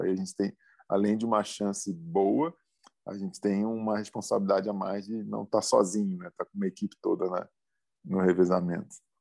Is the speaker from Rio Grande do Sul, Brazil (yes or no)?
no; Rio de Janeiro, Brazil; tô numa Olimpíada, na minha cidade, onde eu nasci, com a família inteira